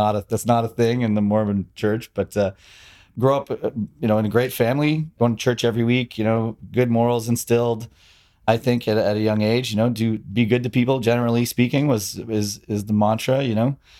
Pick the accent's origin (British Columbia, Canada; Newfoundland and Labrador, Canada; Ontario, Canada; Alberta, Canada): Ontario, Canada; Toronto; I grew up in Scarborough, you know, a suburban, suburban, uh, neighborhood outside of Toronto